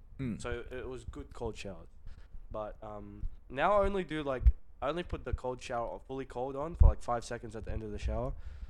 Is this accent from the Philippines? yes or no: yes; Philippines; moved away; I grew up in the Philippines, as you guys and girls know.